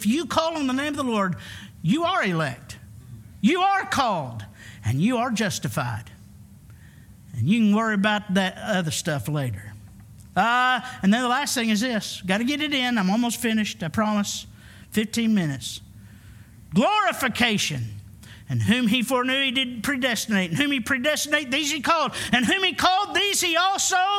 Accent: Arkansas, United States; I'm from Arkansas, the Bible Belt.

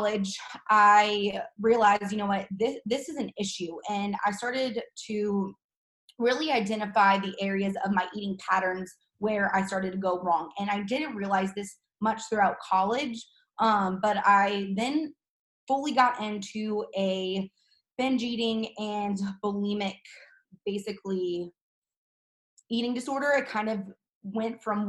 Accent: St. Louis, Missouri, United States; I'm from St. Louis, Missouri. I was born and raised

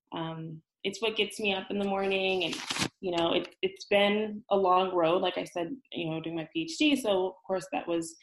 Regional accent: California, United States; moved away as an adult; now in Brooklyn, United States; I'm in California. I came to New York for graduate school back in 2012

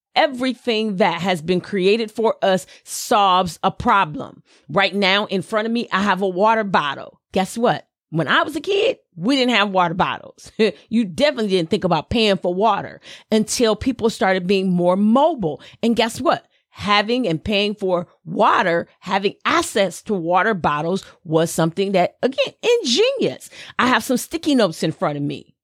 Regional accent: the South, United States; accent: Southern; my little Southern accent

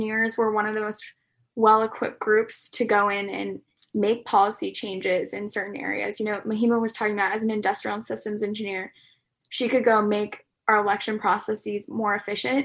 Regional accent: Denver, Colorado, United States; moved away; I'm from Denver, Colorado originally.

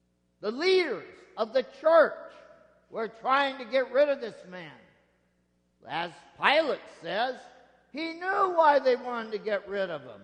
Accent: Nebraska, United States; moved away; Out where I grew up in Nebraska

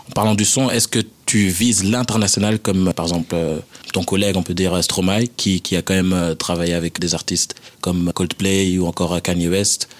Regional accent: Saint-Gilles, Brussels-Capital Region, Belgium; je viens de Saint-Gilles

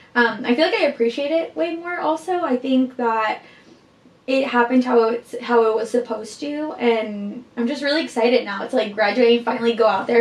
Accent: Guatemala; I am from Guatemala.

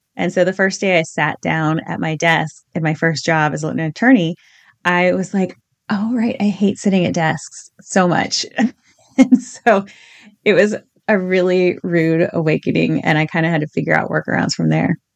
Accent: Virginia, United States; I grew up in Virginia in the eighties

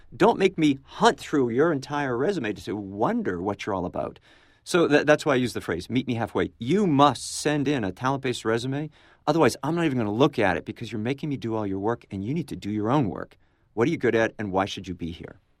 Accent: New England, United States; now in Florida, United States; I'm from New England, and we're now in Florida.

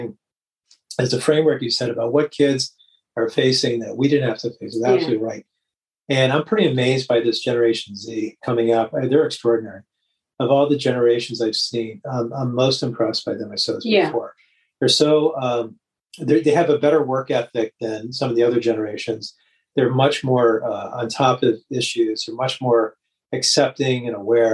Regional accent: Detroit, Michigan, United States; I grew up in Detroit

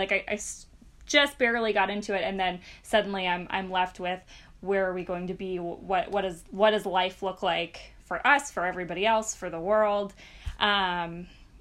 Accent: the South, United States; now in Bay Area, United States; We're both from the South, but from different states. All of our families are down there

